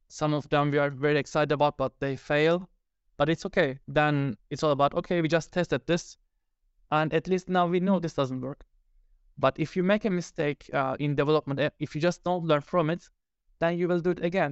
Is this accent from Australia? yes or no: no; Turkey; now in Finland; I live in Finland. I'm original from Turkey